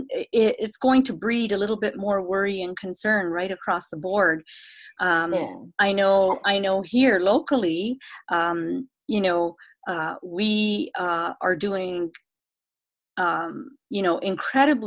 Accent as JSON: {"language": "English", "town": "Vancouver", "region": "British Columbia", "country": "Canada", "said": "I'm from Vancouver, beautiful British Columbia."}